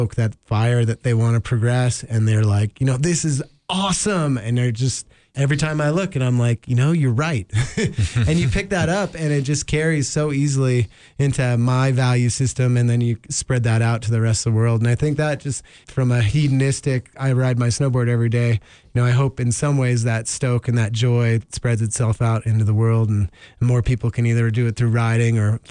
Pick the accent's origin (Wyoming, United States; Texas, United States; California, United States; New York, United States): Wyoming, United States; Jackson; my family moved here in 1980. I grew up on Snow King, grew up going on Teton Pass